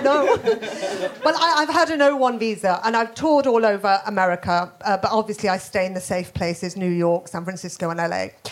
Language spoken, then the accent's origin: English; Birmingham, West Midlands, United Kingdom; moved away; I'm from Birmingham. Uh, obviously, I don't live there anymore